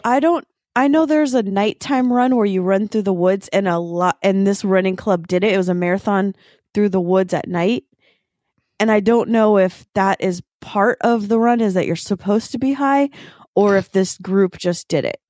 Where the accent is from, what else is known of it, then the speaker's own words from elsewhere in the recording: the Eastside, Washington, United States; I grew up on the East Side